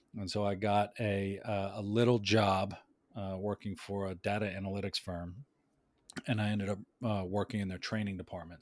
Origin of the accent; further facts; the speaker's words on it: New York City, New York, United States; also born or lived in Westchester County / Washington, D.C.; I was born in the Bronx, uh, lived there for a, a bit. We moved out of the city